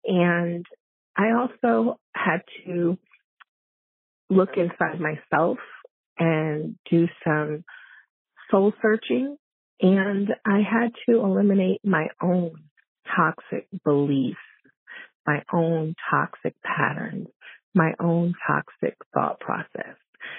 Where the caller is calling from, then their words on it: Long Island, New York, United States; I'm calling from Long Island, New York.